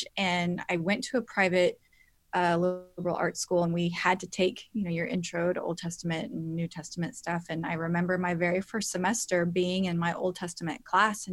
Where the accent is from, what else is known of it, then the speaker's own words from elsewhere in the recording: California, United States; moved away as an adult; also born or lived in England; I just happened to get a job in my home state, 30 minutes from my family, where all my family was, after being gone for like 11 years